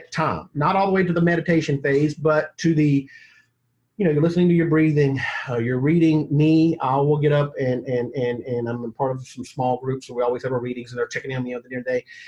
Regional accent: Mississippi, United States; now in Atlanta, United States; I was raised in Mississippi

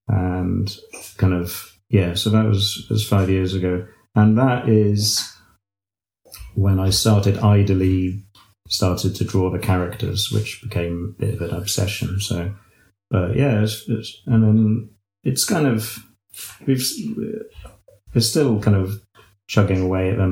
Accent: United Kingdom; I'm a British gardener and illustrator

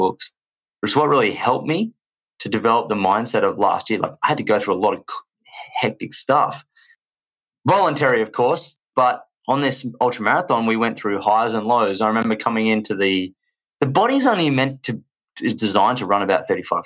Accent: Australia; accent: Australian; As you can tell from my accent, I am from Australia

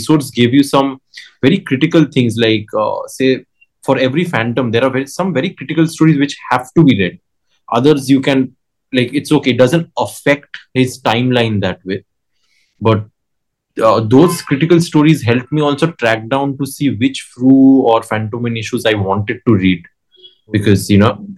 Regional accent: India; I'm Indian

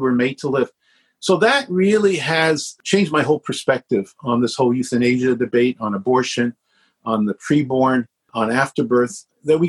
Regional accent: Canada; I was born in Canada. My father's born in Canada.

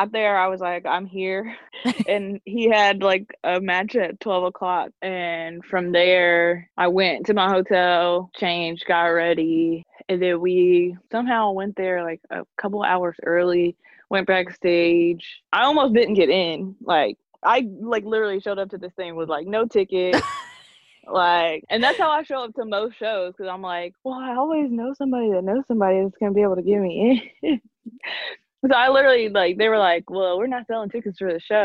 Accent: Lexington, Kentucky, United States; I'm from Lexington, Kentucky

